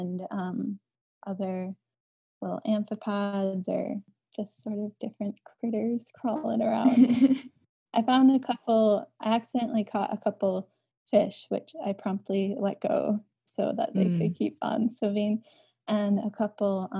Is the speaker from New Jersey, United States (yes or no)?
no; Driftless region of Western Wisconsin, United States; I'm from the Driftless region of Western Wisconsin, from a small organic farm